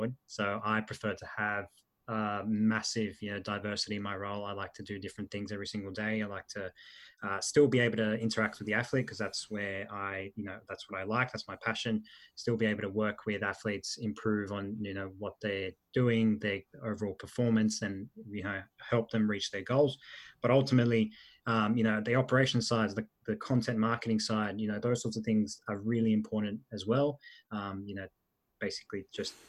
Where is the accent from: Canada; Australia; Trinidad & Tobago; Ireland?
Australia; English is a second language; also born or lived in Italy; I was born in Italy. The process of moving to Australia was a difficult one, particularly with learning the language. So I moved over. I did a little bit of schooling over in Italy. I did a little bit of most of my schooling here. So I moved over when I was in year one, the end of year one